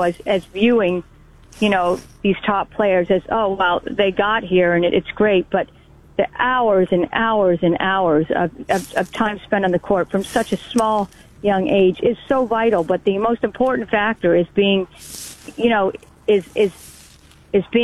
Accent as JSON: {"language": "English", "country": "Canada", "said": "being Canadian"}